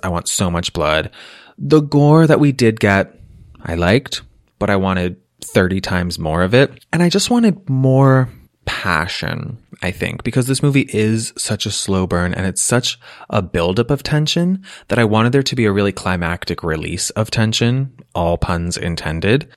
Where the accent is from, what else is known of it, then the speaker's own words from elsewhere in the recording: Massachusetts, United States; growing up in Massachusetts